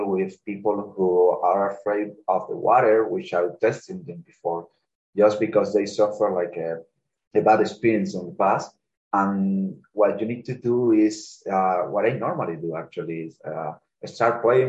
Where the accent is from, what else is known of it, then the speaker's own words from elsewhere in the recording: Cuba; English is a second language; now in Canada; I come from Cuba